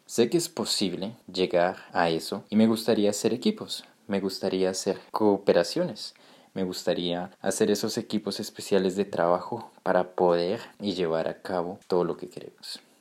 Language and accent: Spanish; Colombia; Yo que vengo de América Latina, me siento muy orgulloso también de ver de cómo ese mundo está llegando cada vez más fuerte a mi país, por ejemplo, a Colombia